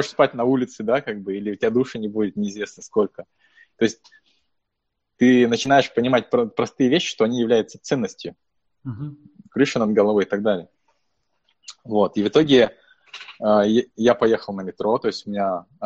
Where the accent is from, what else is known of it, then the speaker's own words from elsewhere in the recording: Buryatia, Russia; now in United States; ну, вообще классно, что я бурят, и классно, что у нас есть сообщество бурятов